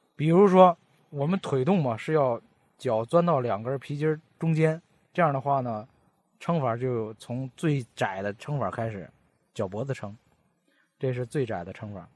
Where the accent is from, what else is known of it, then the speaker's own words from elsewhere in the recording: Baoding, Hebei, China; accent: Baoding dialect; 我们保定话跟普通话本来就区别不大嘛